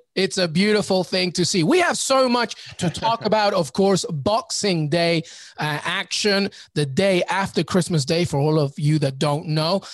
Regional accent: England, United Kingdom; growing up in England

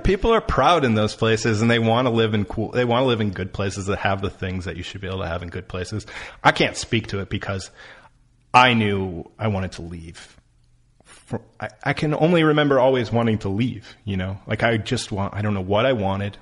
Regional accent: Lockport, New York, United States; moved away; Lockport, where I'm from, Um, that's where Joyce Carol-Oates is from.

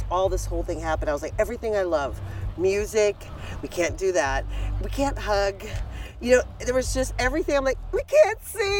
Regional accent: Pittsburgh, Pennsylvania, United States; I'm from Pittsburgh originally.

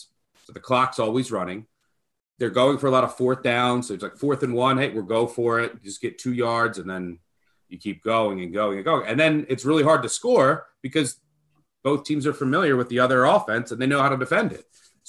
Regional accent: Pennsylvania, United States; I grew up outside of Philly, and my dad would take me.

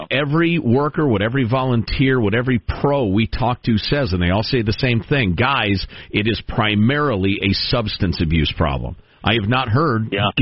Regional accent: South Dakota, United States; just wanted to let you know my home state will be experiencing some wind, please.

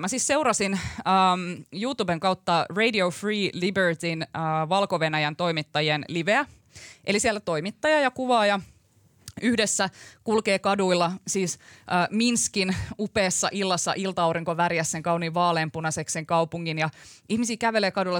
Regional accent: Kuusankoski, Kymenlaakso, Finland; mä oon Kuusan koskelta kotoisin tuolta Kymenlaaksosta

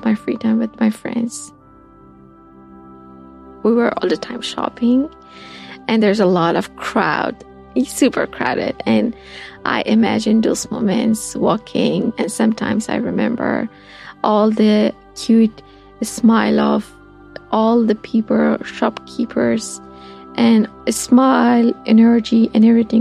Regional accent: Afghanistan; moved away as an adult

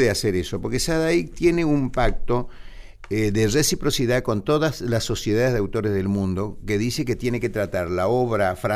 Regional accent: Argentina; preocupación como argentino

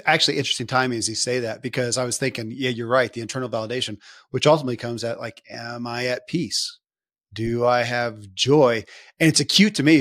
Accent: Kentucky, United States; born or raised there

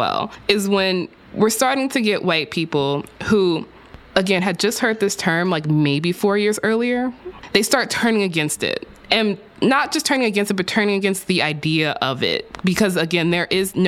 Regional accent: Texas, United States; my home state of Texas

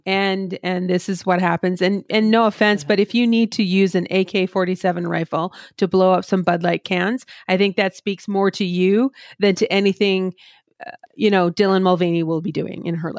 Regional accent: Canada; as a Canadian

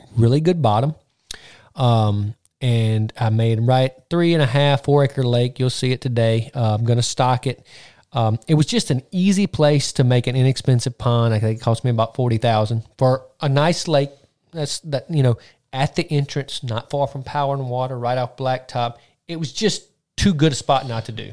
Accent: Mississippi, United States; we're from Mississippi

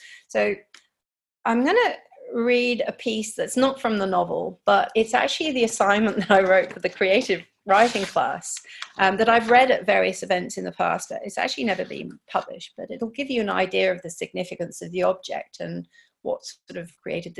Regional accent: Tokyo, Japan; moved away; also born or lived in United Kingdom / London; I was born and raised in Tokyo

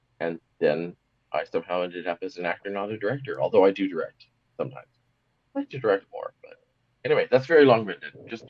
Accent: Seattle, Washington, United States; born there; I was born in Seattle, Washington, USA, which is just across the border from Vancouver, Canada. My mother was from Vancouver. My father was from Seattle.

